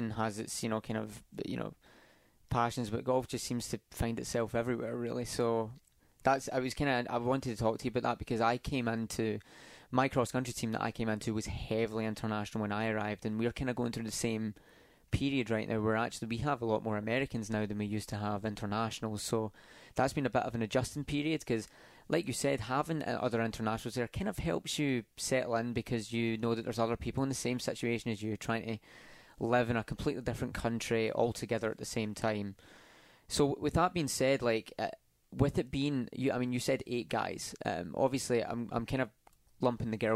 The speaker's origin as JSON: {"language": "English", "region": "Scotland", "country": "United Kingdom", "moved": "yes", "lives_now": "United States", "said": "as a Scot"}